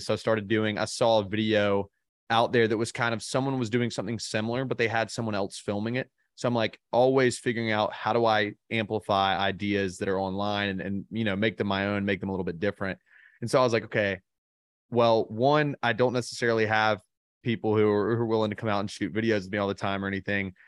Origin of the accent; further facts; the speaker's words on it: Birmingham, Alabama, United States; I grew up in Birmingham, Alabama